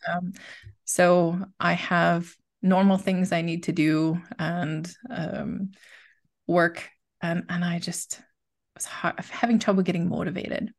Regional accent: United States; moved away as an adult; now in Besançon, France; I am an American teaching in France, so I live

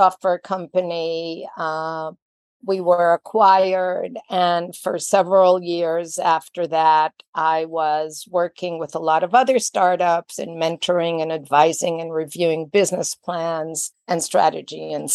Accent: Israel; moved away; I was born and raised in Israel

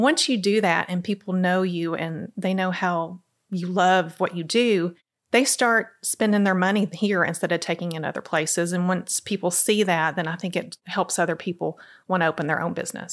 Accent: Crossville, Tennessee, United States; now in Cookeville, United States; I'm actually from Crossville

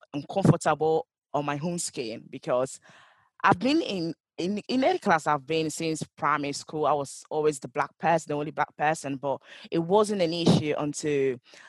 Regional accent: Italy; English is a second language; also born or lived in Ghana; now in Manchester, United Kingdom; I was born in Ghana and I grew up in Italy

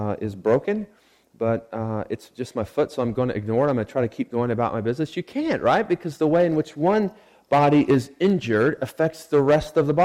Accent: Sand Springs, Oklahoma, United States; moved away; I grew up in Sand Springs, Oklahoma.

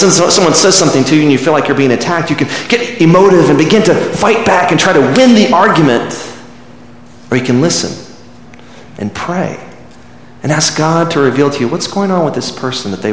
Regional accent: Midland, Texas, United States; Growing up in Midland, Texas in the 70s

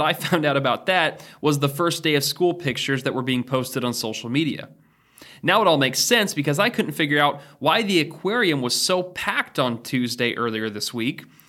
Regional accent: Oregon, United States; now in Danville, United States; In Oregon, we didn't even return to school until after Labor Day

